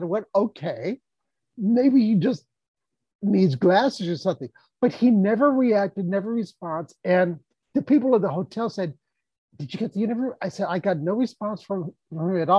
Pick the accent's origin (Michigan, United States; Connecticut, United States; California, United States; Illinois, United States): California, United States; Los Angeles; growing up in South Central